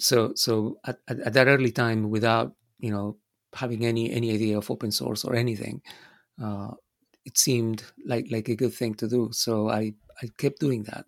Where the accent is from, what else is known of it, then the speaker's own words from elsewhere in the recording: Buenos Aires, Argentina; moved away as an adult; also born or lived in United States; I was born in Argentina. So all of this was, uh, in Buenos Aires, in my, uh, birth town.